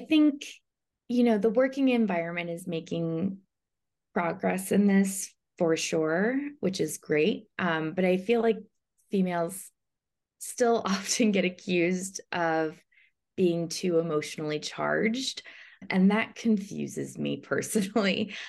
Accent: Chicago, Illinois, United States; now in Los Angeles, United States; I am originally from Chicago, but I'm now based in Los Angeles

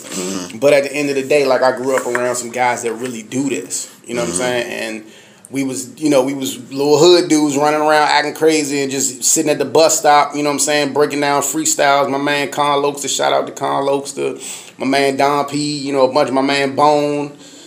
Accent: Washington, District of Columbia, United States; I'm from Uptown, D.C., represent on two streets, Uptown, Southeast, Baby Moms on 3rd Street, or something like that.

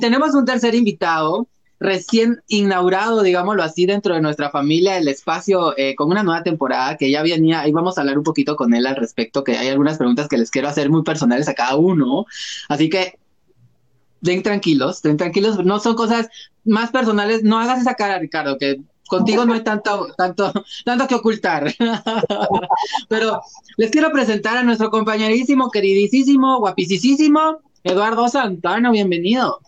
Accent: Guatemala; como ciudadanos guatemaltecos y guatemaltecas y guatemalteques

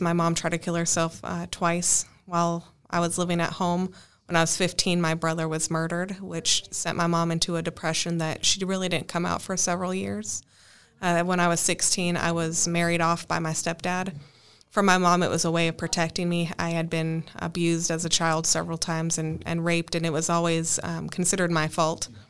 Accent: Northern Arizona, United States; moved away as an adult; also born or lived in Dallas, Texas; I am from Northern Arizona, where I worked as a structural and wildland firefighter for the last ten years

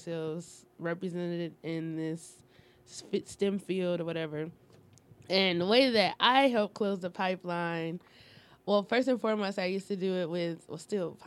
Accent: Detroit, Michigan, United States; I'm from Detroit, from the east side

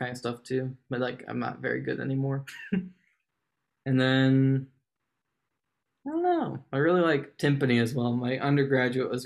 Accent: Winchester, Virginia, United States; moved away; I'm originally from Winchester, Virginia

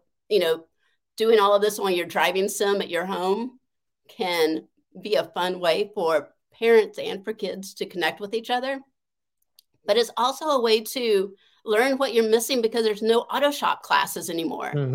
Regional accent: the South, United States; I grew up in the South where girls were not supposed to have a voice

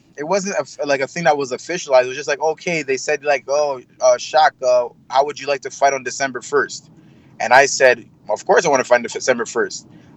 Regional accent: Montreal, Quebec, Canada; I'm not a Quebec. Well, I was born here. I was born in Montreal, Quebec.

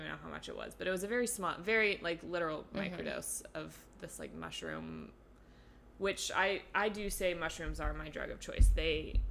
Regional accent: California, United States; moved away as an adult; also born or lived in Los Angeles, United States; now in New York, United States; I'm from California

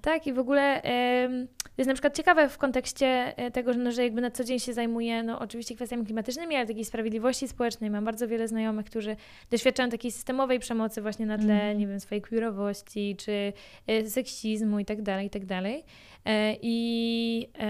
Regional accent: near Bydgoszcz, Kuyavian-Pomeranian Voivodeship, Poland; jestem z Podbydgoszczy, chodziłam do mojej szkoły podstawowej e, w moim miasteczku, poza Bydgoszczą

